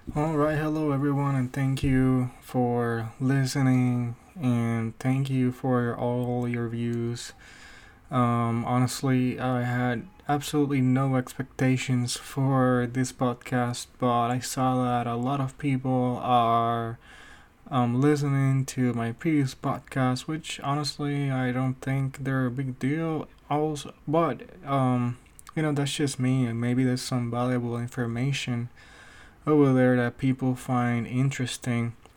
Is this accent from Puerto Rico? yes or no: yes; Puerto Rico; now in United States